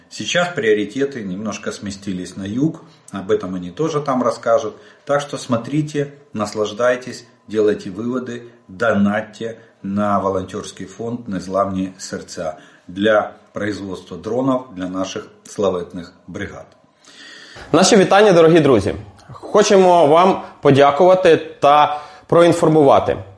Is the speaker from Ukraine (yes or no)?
yes; Ukraine; мы из Украины